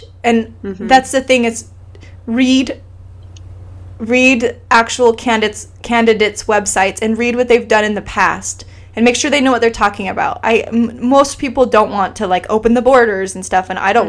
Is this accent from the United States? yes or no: no; Iceland; moved away; I grew up in Iceland